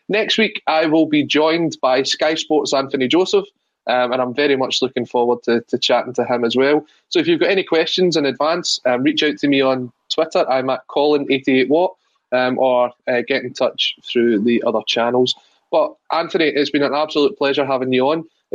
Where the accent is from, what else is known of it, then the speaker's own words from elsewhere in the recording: Scotland, United Kingdom; it's something that you kind of hear when you're growing up in Scotland.